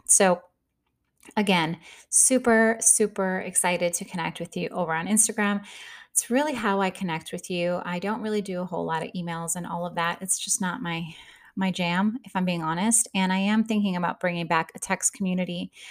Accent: Midwest, United States; I grew up in the Midwest. We're hard workers.

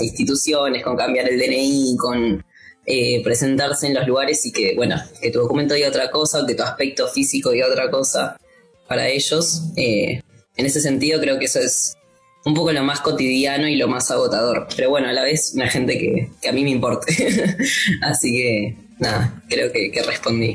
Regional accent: Morón, Buenos Aires Province, Argentina; Yo tuve que ir al municipio de Morón. Ahí vas y decís como, bueno, yo nací, me registraron acá

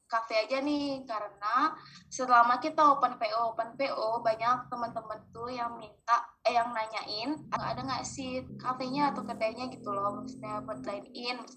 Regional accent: Bali, Indonesia; now in Jakarta, Indonesia; harusnya kan mostly teman-teman aku di Bali di Jakarta tuh aku kurang lebih baru kenal teman-teman kampus doang kan

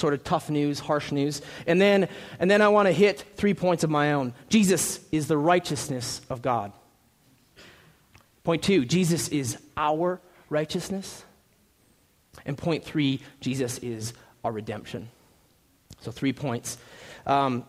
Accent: Minnesota, United States; moved away as an adult; now in Tempe, United States; We're from Minnesota

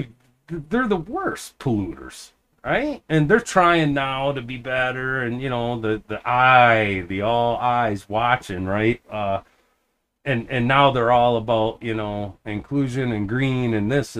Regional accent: United States; I'm just an American

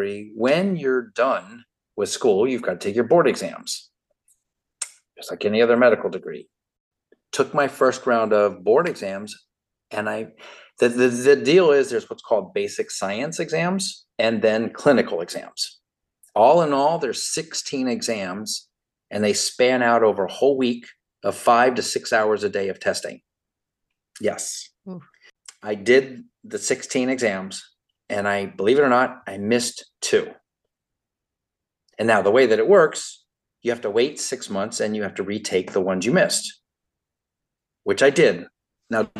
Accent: Miami, Florida, United States; I'm a native Floridian, born and raised in Miami

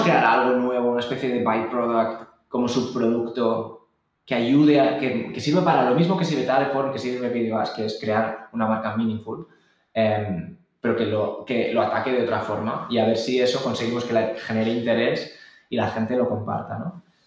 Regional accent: Barcelona, Catalonia, Spain; yo soy de Barcelona

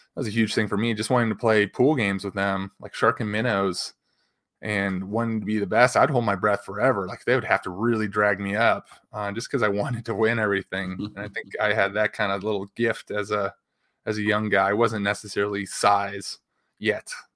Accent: Chicago, Illinois, United States; growing up in the Chicago area

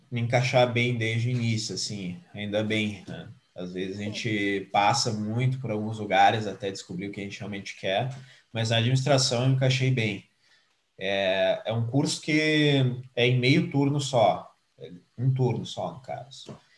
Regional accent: Pelotas, Rio Grande do Sul, Brazil; now in Porto Alegre, Brazil; eu tenho aí 27 anos, sou nascido, criado, formado em Pelotas. Hoje eu trabalho em Porto Alegre

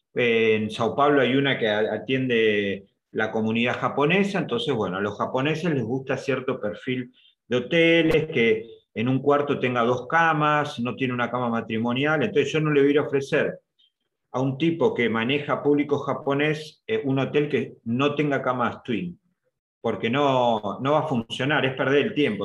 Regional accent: Argentina; los argentinos

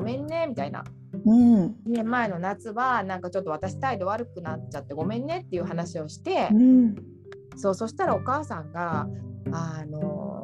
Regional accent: Japan; moved away as an adult; now in Naples, Italy; 自分が日本で育ってきた環境しか知らないわけで

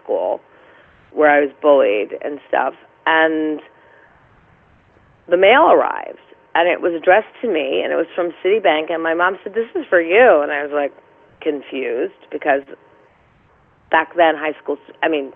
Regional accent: New York City, New York, United States; also born or lived in Bronx / Westchester; I was born actually in Manhattan in St. Vincent's Hospital.

